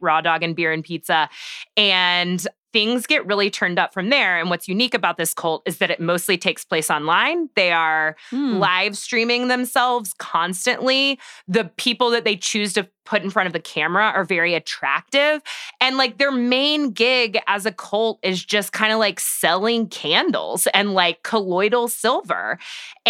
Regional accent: Waco, Texas, United States; I am from Waco, Texas

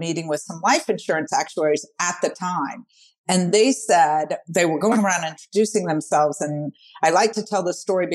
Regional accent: New Orleans, Louisiana, United States; born or raised there

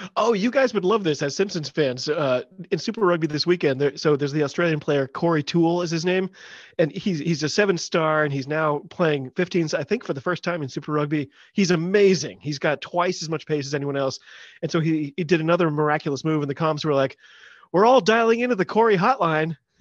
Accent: United States; I'm an American

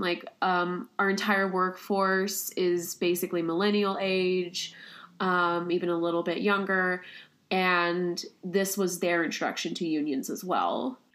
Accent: Kansas City, Kansas, United States; moved away as an adult; also born or lived in Connecticut; now in Ithaca, United States; I'm originally from Kansas City, Kansas.

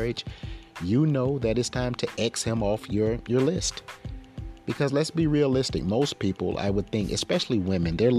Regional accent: Florence, South Carolina, United States; moved away; That's my old stomping grounds. Originally, I'm from Florence

